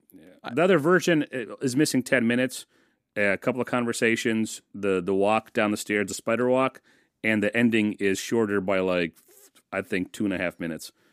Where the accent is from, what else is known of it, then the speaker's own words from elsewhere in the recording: United States; I grew up in the States and I started school in the States